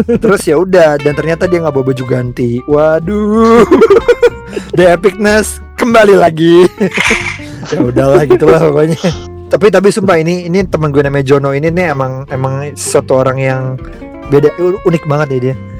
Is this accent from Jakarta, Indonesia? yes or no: yes; Jakarta, Indonesia; kita orang Jakarta